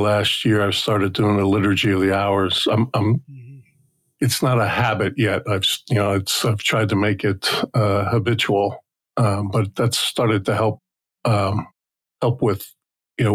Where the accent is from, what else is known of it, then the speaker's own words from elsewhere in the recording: just outside Newark, New Jersey, United States; I grew up in New Jersey, just outside Newark